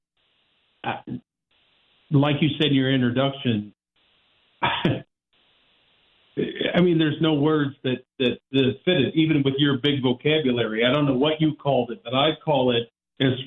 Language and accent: English; Central Illinois, United States; moved away as an adult; now in St. Louis, United States; I'm from Central Illinois. I came down here to go to law school